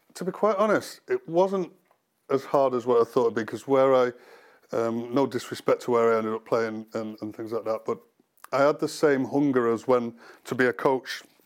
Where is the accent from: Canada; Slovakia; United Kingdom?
United Kingdom; Cheshire, North West England; growing up in the Cheshire area